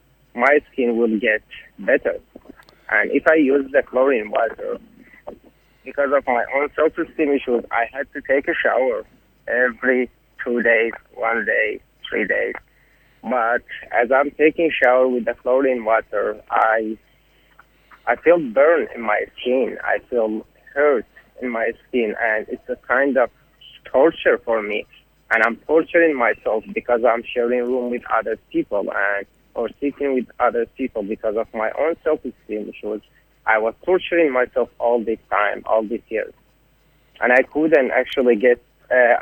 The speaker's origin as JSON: {"language": "English", "town": "Ahvaz", "region": "Khuzestan", "country": "Iran", "moved": "as an adult", "lives_now": "Brisbane, Australia", "said": "I'm from Awaz."}